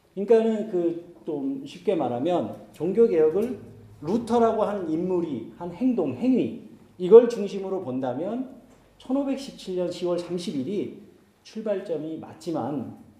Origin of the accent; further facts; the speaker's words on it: South Korea; first language Korean; moved away as an adult; also born or lived in Germany; 한국을 방문해서 이제 한국 교회를 가잖아요